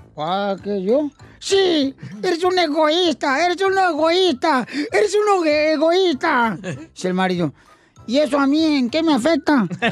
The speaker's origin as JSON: {"language": "Spanish", "town": "Sahuayo", "region": "Michoacán", "country": "Mexico", "moved": "yes", "lives_now": "United States", "said": "soy de Saguayo, a un ladito"}